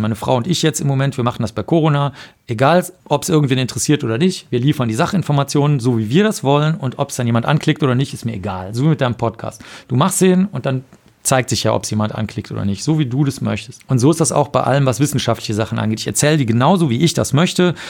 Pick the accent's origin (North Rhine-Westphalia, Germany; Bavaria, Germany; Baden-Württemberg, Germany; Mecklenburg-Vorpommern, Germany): North Rhine-Westphalia, Germany; Cologne; ich bin in Köln aufgewachsen